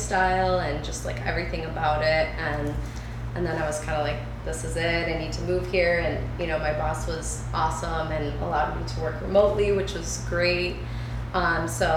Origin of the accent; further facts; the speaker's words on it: Farmington Hills, Michigan, United States; moved away as an adult; now in Southern California, United States; I grew up in Farmington Hills